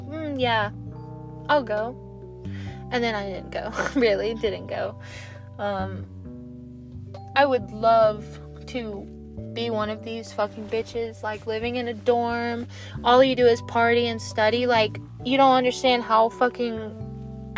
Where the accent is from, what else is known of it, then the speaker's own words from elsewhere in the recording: United States; as an American